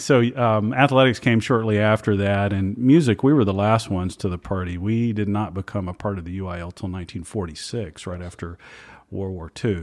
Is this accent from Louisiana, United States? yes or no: yes; Louisiana, United States; also born or lived in Atlanta, Georgia / Marietta, Georgia / East Texas; now in Austin, United States; I grew up in Louisiana